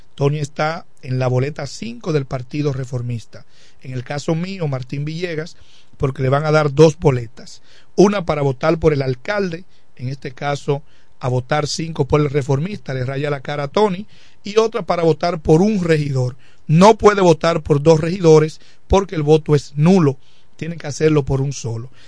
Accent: La Romana, Dominican Republic; Siempre me he estado aquí en el municipio de La Romana

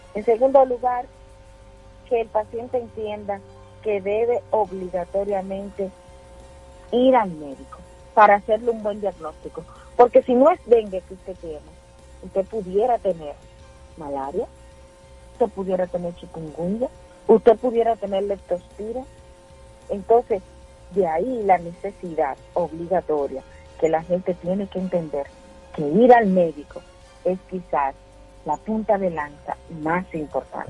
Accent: Mao, Valverde, Dominican Republic; Y no viví en la capital. Yo viví en Mao, en mi pueblo

